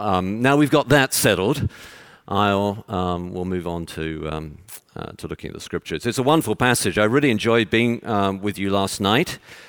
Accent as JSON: {"language": "English", "region": "Texas", "country": "United States", "tie": "born there", "said": "And as you can tell from my accent, I was born in Texas."}